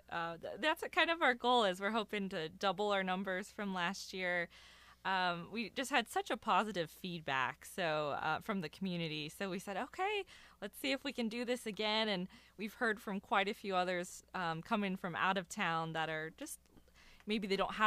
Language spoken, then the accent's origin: English; Loveland, Ohio, United States; So I grew up in Loveland in Cincinnati.